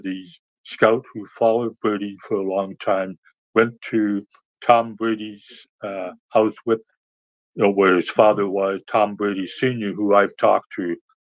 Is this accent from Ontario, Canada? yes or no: yes; near Ottawa, Ontario, Canada; watched the Expos when I was growing up near Ottawa, Canada